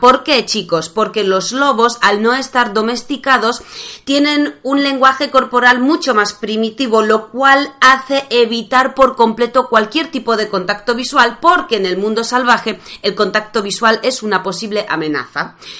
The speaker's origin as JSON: {"language": "Spanish", "country": "Poland", "second_language": "Spanish", "moved": "yes", "said": "como buena polaca, que sigue aprendiendo español"}